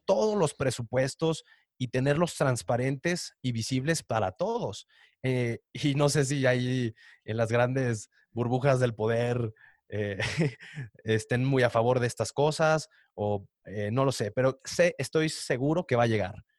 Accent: Mexico; also born or lived in Canada; nos hacía personas más cálidas como mexicanos

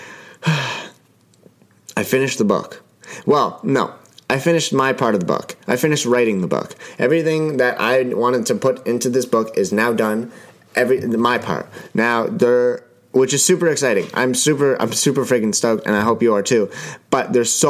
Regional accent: Ottawa, Ontario, Canada; Now, I'm Canadian. I live in Ottawa. I was born in Ottawa, and I live in a beautiful city.

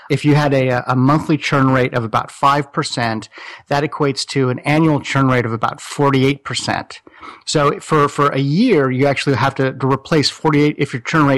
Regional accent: Los Angeles, California, United States; also born or lived in Silicon Valley; I'm from Los Angeles

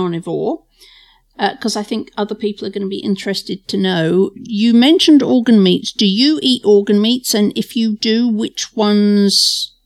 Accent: England, United Kingdom; I'm English.

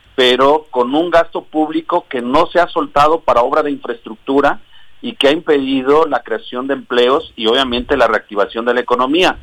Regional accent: Cotija, Michoacán, Mexico; now in Morelos, Mexico; Yo nací en Cotija, Michoacán

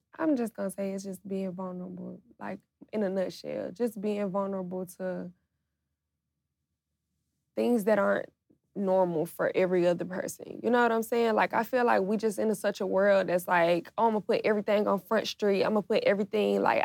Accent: Atlanta, Georgia, United States; I'm from Atlanta. Like, you know what I'm saying? Like, this is our culture

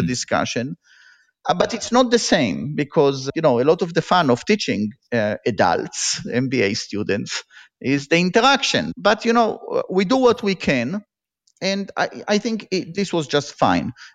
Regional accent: Israel; moved away as an adult; also born or lived in Tel Aviv; now in Berkeley, United States; I grew up in Israel and I was, uh, like all Israelis, I was in the military

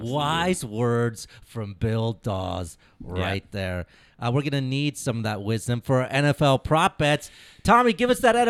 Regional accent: India; Yeah, I can do math. I'm Indian.

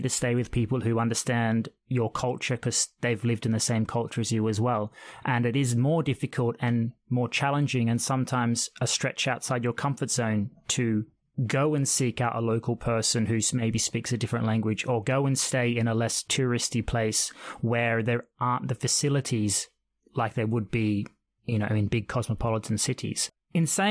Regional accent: Australia; being Australian, born and raised

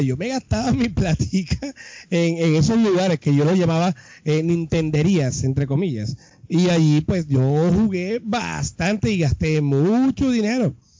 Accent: Colombia; Nosotros venimos de Colombia

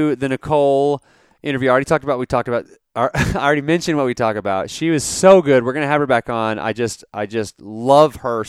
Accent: Dallas, Texas, United States; now in West Texas, United States; I'm from the Dallas area originally

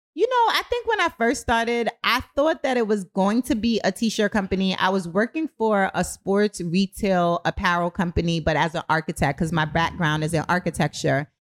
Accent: New York City, New York, United States; moved away as an adult; also born or lived in Kingston, Jamaica; now in Baltimore, United States; I'm from Brooklyn. I'm from the streets

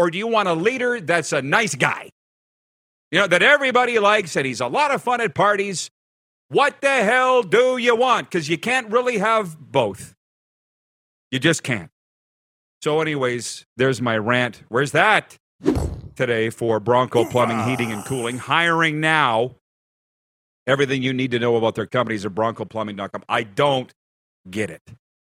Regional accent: United States; I'm an American.

